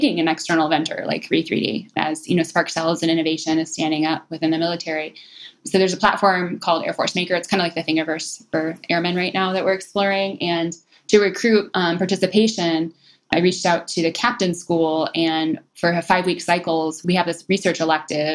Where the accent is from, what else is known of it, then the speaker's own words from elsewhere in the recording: Detroit, Michigan, United States; moved away; coming from Detroit